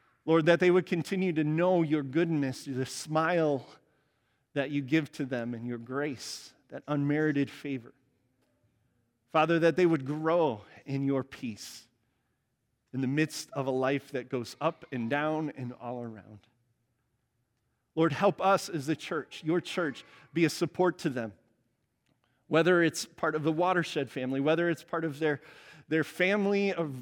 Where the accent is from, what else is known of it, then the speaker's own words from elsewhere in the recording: Cedar Lake, Indiana, United States; moved away; Cedar Lake, Indiana, South Chicago suburb where I grew up